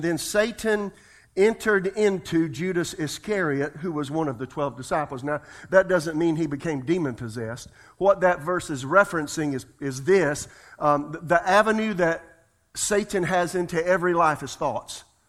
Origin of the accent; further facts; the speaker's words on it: South Carolina, United States; I'm from South Carolina.